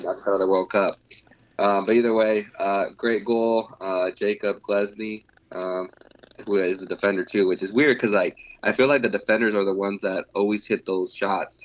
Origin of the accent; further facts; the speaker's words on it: Atlanta, Georgia, United States; I'm from Atlanta.